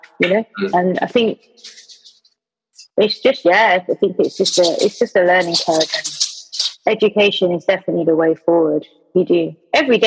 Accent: London, United Kingdom; also born or lived in Brighton; now in Manchester, United Kingdom; I'm born and bred in London. Don't know if you can tell, Gov. But, like, yeah, West London as well, Portobello Road

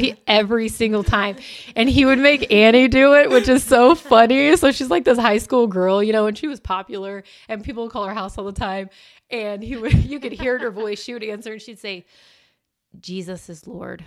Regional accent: Illinois, United States; now in Missouri, United States; I am originally from Illinois

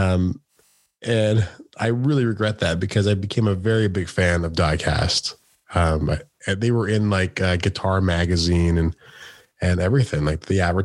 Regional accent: Woodstock, Ontario, Canada; moved away; I used to be a promoter back in my hometown

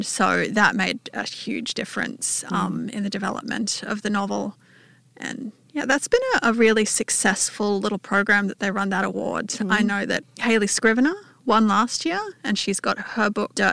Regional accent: Newcastle, New South Wales, Australia; now in Canberra, Australia; I grew up in Newcastle, but I've lived in Canberra for the last 12 years.

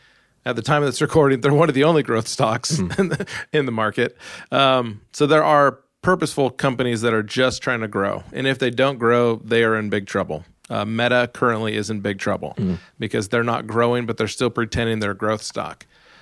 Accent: Alaska, United States; you already said I'm from Alaska, you start at the top of the mountain with a small snowball

